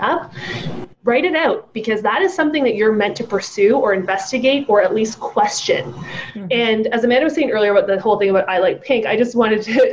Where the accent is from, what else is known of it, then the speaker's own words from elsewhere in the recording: United Kingdom; I'm British.